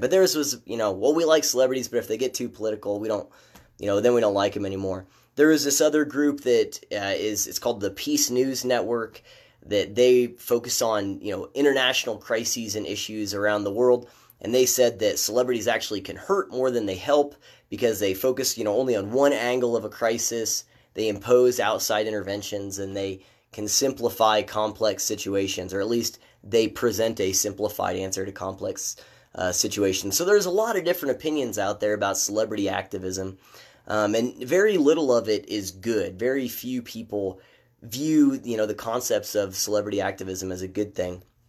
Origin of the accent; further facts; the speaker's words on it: Midwest, United States; moved away; I'm from the Midwest